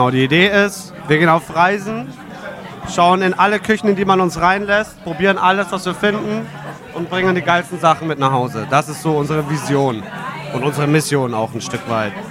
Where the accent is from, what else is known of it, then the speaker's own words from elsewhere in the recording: Eichstätt, Bavaria, Germany; Äh, ich bin aus Eichstätt im Altmühltal.